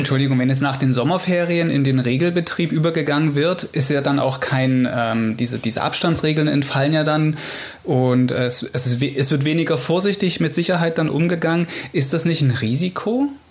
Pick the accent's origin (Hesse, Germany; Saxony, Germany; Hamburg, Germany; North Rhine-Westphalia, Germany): Saxony, Germany; bei uns in Sachsen